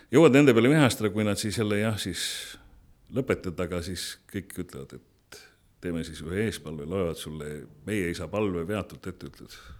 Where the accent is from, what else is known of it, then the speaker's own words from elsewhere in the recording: Estonia; ma olen, ma olen eestlane, ma olen, ma olen selle rahvuse esindaja